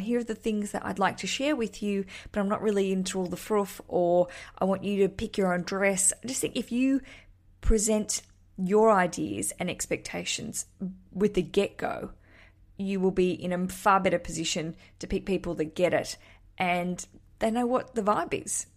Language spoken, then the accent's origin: English; Australia